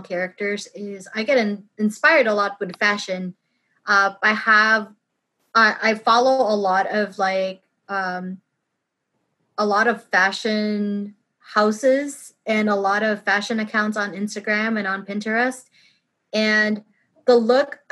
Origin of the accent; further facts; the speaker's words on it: Philippines; moved away; I grew up in the Philippines, and we have a lot of, like, American influence in our country